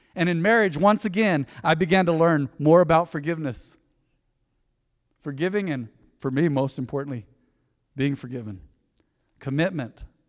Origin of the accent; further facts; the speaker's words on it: Española, New Mexico, United States; I was born in Española, New Mexico